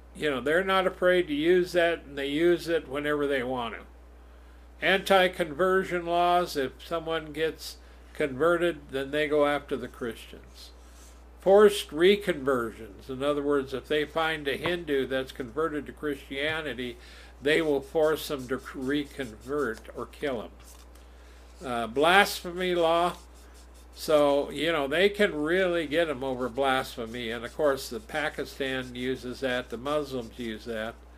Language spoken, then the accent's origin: English; United States; raised in America